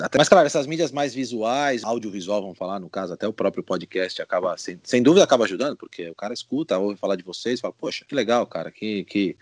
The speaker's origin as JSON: {"language": "Portuguese", "country": "Brazil", "moved": "as an adult", "lives_now": "Spain", "said": "quando eu saí do Brasil"}